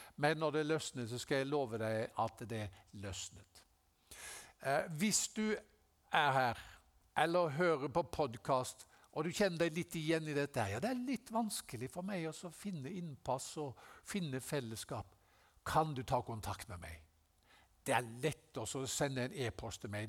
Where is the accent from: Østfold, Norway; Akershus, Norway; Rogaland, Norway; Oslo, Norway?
Rogaland, Norway; Haugesund; Jeg ble en kristen da jeg var 17 eh, år gammel, hjemme i Haugesund.